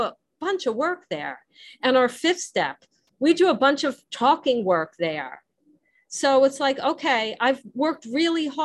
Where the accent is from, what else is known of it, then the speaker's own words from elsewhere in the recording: New Jersey, United States; accent: Jersey; my Jersey accent